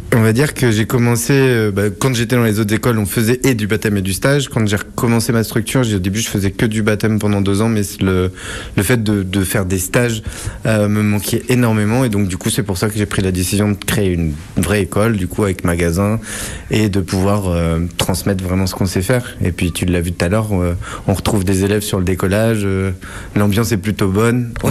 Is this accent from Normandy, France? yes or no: yes; Saint-Lô, Normandy, France; Je suis né en Normandie, à Saint-Lô